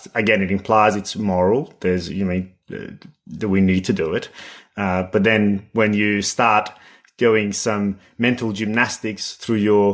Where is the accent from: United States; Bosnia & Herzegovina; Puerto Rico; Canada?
Bosnia & Herzegovina; Sarajevo; moved away; as somebody who's born and raised in Bosnia in Sarajevo